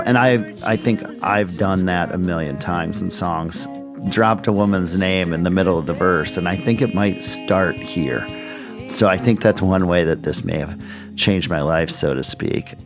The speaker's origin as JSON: {"language": "English", "town": "Minneapolis", "region": "Minnesota", "country": "United States", "tie": "born or raised there", "said": "I grew up in Minneapolis, Minnesota, the suburbs of Minneapolis"}